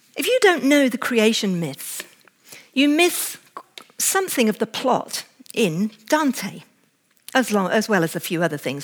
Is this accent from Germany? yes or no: no; England, United Kingdom; as an English woman